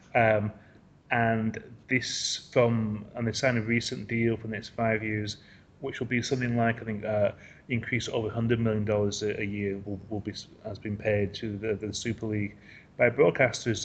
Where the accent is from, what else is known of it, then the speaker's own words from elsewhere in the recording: England, United Kingdom; now in Asia; I'm an English football writer based in in Asia